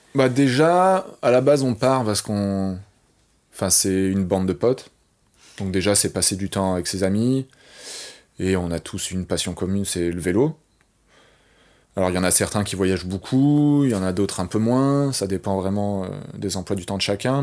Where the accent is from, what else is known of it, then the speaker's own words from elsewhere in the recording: Paris, Île-de-France, France; je suis un vrai Parisien